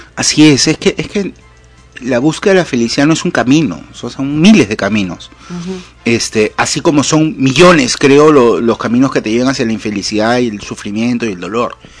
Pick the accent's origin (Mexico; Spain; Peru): Peru; Lima; Cuando era chico y vivía en Lima